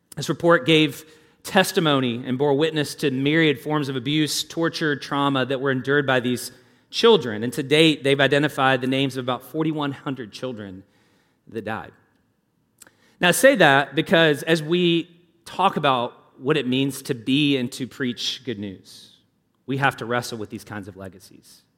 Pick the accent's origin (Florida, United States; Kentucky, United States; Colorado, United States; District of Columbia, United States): Kentucky, United States; Louisville; I grew up in Louisville